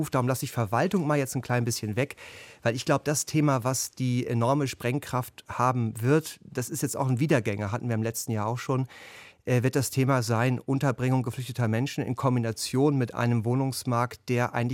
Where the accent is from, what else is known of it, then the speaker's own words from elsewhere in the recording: Schleswig-Holstein, Germany; ich komme selber aus Schleswig-Holstein ursprünglich